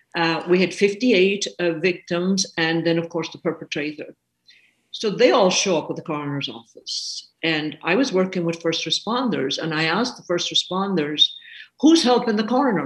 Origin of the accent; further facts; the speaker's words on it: Ireland; now in United States; I'm an Irish woman. I am indeed. I came uh, to the States 50 years ago.